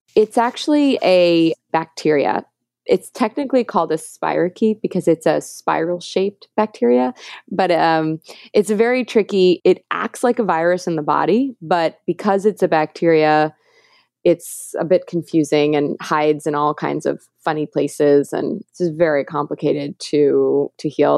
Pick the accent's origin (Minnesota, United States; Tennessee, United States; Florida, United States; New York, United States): New York, United States; New York City; I grew up in New York City